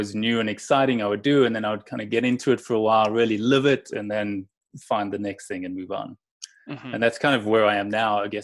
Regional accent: Johannesburg, Gauteng, South Africa; moved away; also born or lived in England; So South Africa I still call home

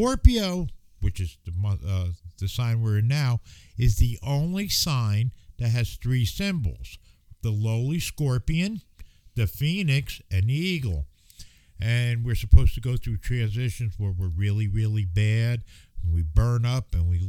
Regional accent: United States; as an American

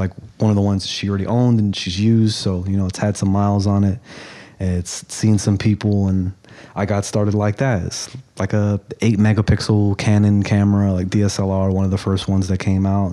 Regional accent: New York City, New York, United States; also born or lived in Brooklyn / Queens; born and raised in New York. I jumped between Brooklyn and Queens

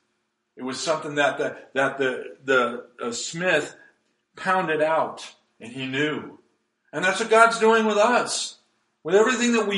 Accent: Nevada, United States; now in Brookings, United States; I grew up in Nevada

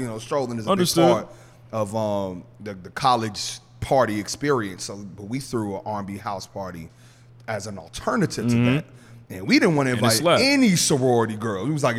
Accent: Chicago, Illinois, United States; now in New York, United States; obviously I'm not from New York, I'm a transplant. Anybody in New York can tell you he ain't from here. People who don't live there say, I sound like I'm from there now. I'm like, come on, I'm not from there. But I knew I had a network in Chicago

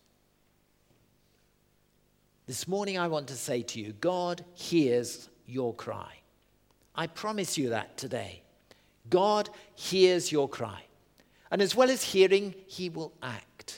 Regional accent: Southend-on-Sea, East of England, United Kingdom; I grew up in Southend-on-Sea, the estuary of the Thames

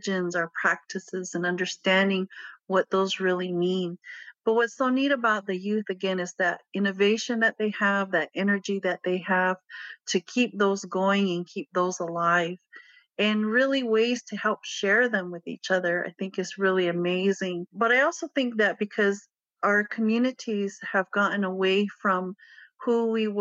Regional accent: Pueblo of Acoma, New Mexico, United States; I grew up in the Pueblo of Acoma

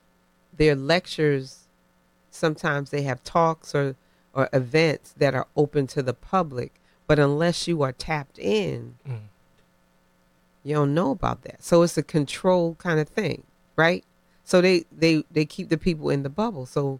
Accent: Dixville, United States; I grew up in Dixville behind the Stetson. I know Diane Brown because I grew up with her.

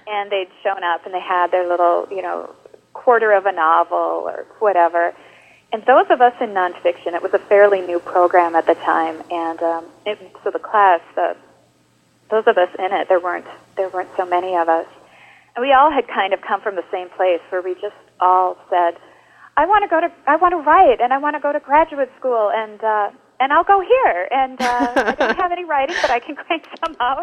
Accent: Luck, Wisconsin, United States; also born or lived in New York; now in La Crosse, United States; I actually am from Wisconsin originally. I grew up in a very small town in northern Wisconsin called Luck, of all things

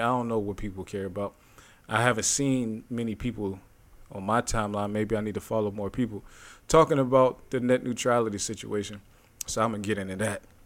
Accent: Youngstown, Ohio, United States; my hometown, Youngstown

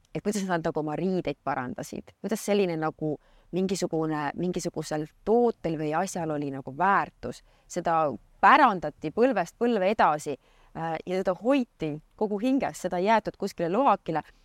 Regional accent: Saare County, Estonia; also born or lived in Tartu; mina olen tegelikult põline saarlane

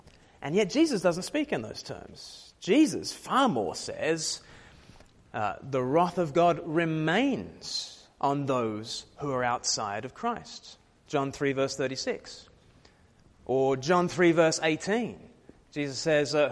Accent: Australia; I was born in Australia, far from the mother country

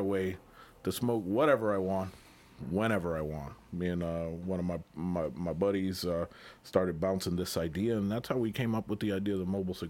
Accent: Massachusetts, United States; moved away as an adult; also born or lived in Puerto Rico; now in Florida, United States; No, I was born in Puerto Rico. Okay. Kind of raised in Massachusetts. So, I've lived in Florida now the last, I'm going to say, since 96

